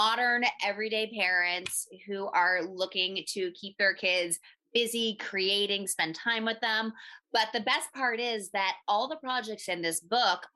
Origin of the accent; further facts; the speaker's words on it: Philadelphia, Pennsylvania, United States; moved away as an adult; also born or lived in Miami, Florida; I'm from Philly originally